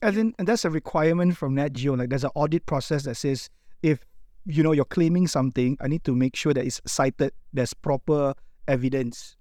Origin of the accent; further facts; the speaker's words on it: Malaysia; as Malaysian storytellers